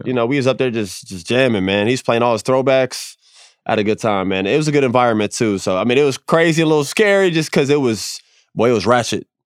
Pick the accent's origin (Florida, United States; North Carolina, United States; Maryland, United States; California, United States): Florida, United States; growing up in Florida